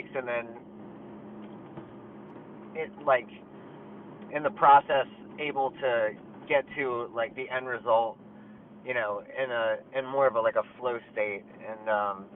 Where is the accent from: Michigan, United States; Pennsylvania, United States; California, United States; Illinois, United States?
Pennsylvania, United States; Willow Grove; I'm in my hometown, like, Willow Grove, Pennsylvania